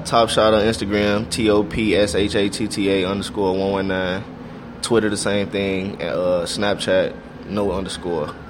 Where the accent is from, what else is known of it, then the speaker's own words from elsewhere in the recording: Chicago, Illinois, United States; I'm so Chicago